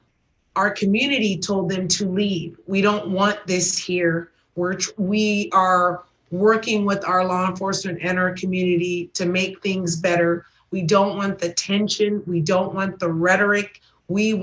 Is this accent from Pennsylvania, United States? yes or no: no; Los Angeles, California, United States; I was working in Southeast Division in Watts, the community that I grew up in and have a huge heart for, and born and raised in South Los Angeles